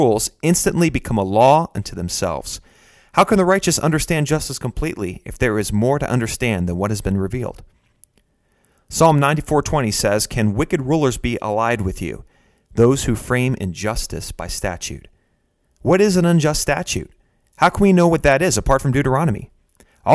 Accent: Pennsylvania, United States; my home state of Pennsylvania

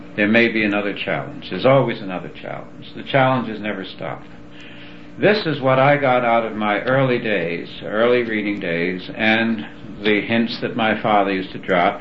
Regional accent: New York, United States; I was raised in New York

